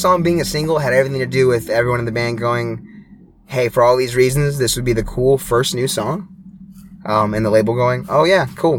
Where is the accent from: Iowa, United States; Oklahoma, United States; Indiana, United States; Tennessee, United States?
Indiana, United States; I grew up in Southern Indiana.